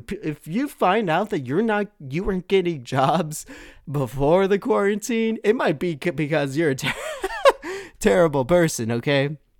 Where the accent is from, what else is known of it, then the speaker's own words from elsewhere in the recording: Milpitas, California, United States; my hometown of Milpitas that I'm in right now